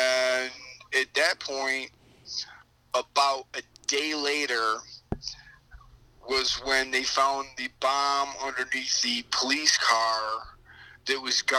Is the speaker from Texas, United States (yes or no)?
no; Oswego, New York, United States; I said, "I'm from Oswego."